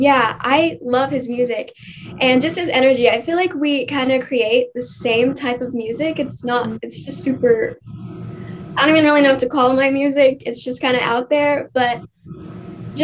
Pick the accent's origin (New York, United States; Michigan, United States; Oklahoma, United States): Oklahoma, United States; I'm from Oklahoma. I've been here pretty much my entire life